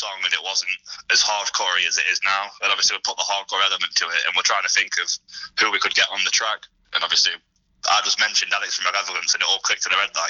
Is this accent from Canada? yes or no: no; Nottingham, East Midlands, United Kingdom; we're all from Nottingham.